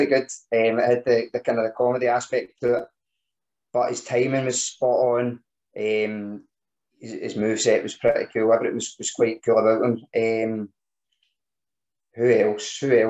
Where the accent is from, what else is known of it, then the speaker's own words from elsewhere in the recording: Scotland, United Kingdom; being Scottish